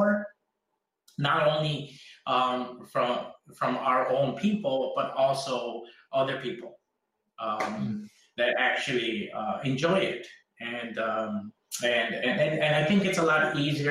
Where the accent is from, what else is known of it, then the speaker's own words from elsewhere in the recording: Chicago, Illinois, United States; first language Spanish; English is a second language; when I was growing up in Pilsen